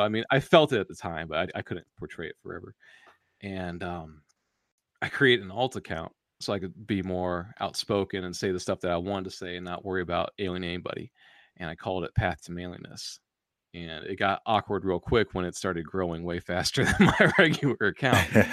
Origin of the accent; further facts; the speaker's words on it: United States; us Americans